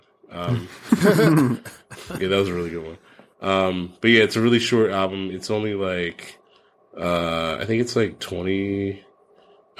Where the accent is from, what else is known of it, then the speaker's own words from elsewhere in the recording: East Coast, United States; I'm from the East Coast.